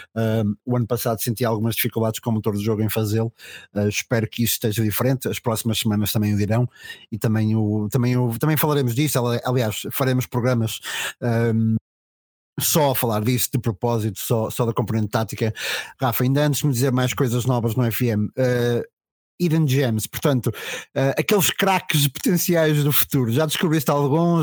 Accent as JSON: {"language": "Portuguese", "town": "Macedo de Cavaleiros", "region": "Trás-os-Montes", "country": "Portugal", "said": "da terra de onde venho"}